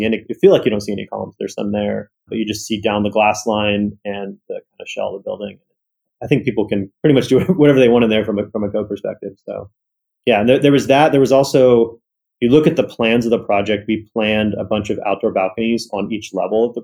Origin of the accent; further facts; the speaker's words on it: California, United States; I was born in California